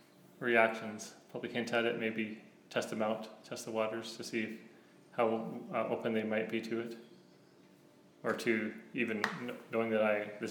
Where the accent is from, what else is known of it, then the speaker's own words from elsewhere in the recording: Alberta, Canada; Yes. I came from Alberta.